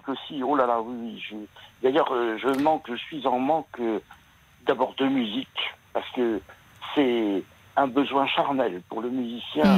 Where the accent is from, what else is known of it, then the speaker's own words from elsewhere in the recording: France; la pratique musicale des jeunes chez nous en France